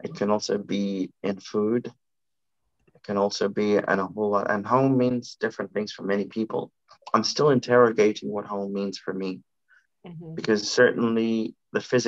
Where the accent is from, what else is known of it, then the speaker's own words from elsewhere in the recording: Bulawayo, Zimbabwe; moved away; also born or lived in Luveve; my identity as a person from Bulawayo